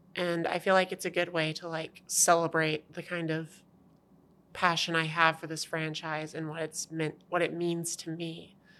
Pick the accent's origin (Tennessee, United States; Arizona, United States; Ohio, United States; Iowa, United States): Tennessee, United States; Savannah; moved away as an adult; also born or lived in Alabama; I'm originally from Tennessee, from horrible place called Savannah.